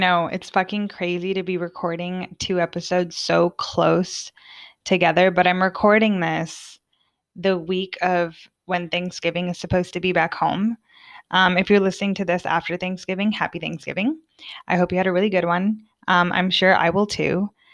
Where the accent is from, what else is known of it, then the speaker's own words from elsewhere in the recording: United States; moved away as an adult; now in Sweden; as an American, as a very talkative American